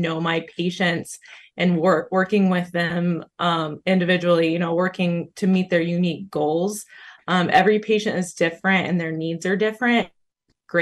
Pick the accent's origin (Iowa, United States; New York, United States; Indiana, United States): Indiana, United States; Muncie; moved away as an adult; also born or lived in Tennessee; now in Zeeland, United States; I grew up in Muncie, Indiana